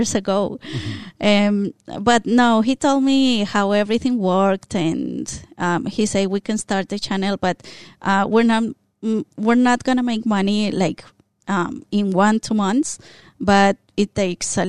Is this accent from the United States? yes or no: no; Colombia; first language Spanish; English is a second language; moved away as an adult; now in Australia; we're from Colombia, so we speak Spanish. And then as we are here in Australia and we learn more of the language